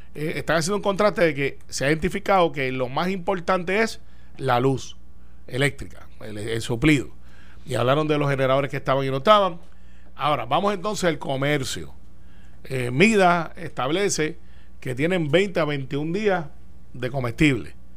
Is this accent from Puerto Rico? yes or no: yes; Puerto Rico; como muchos puertorriqueños